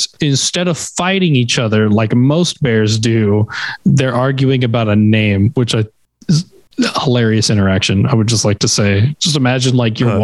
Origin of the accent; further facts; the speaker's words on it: Texas, United States; I'm from Texas